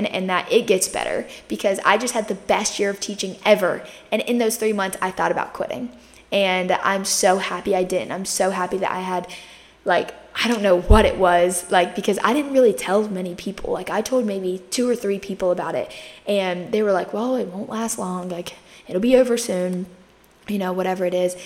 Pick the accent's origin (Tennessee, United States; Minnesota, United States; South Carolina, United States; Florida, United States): South Carolina, United States; Myrtle Beach; I grew up in Myrtle Beach, South Carolina. I still live here